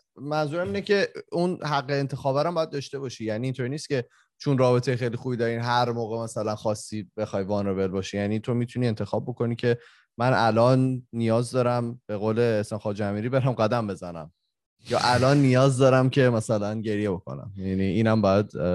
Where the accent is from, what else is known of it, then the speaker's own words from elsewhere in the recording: Iran; moved away; ماهایی که خارج از ایرانیم